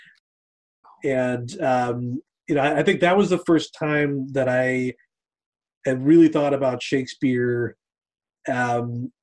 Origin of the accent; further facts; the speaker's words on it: United States; I grew up outside of Washington, D.C., not too far away from where I live right now